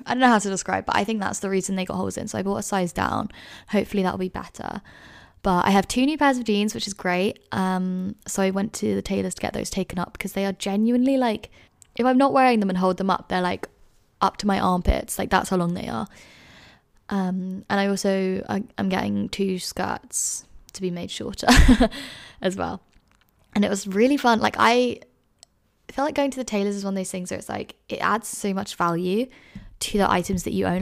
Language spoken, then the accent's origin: English; London, United Kingdom; moved away as an adult; now in Edinburgh, United Kingdom; I grew up in London.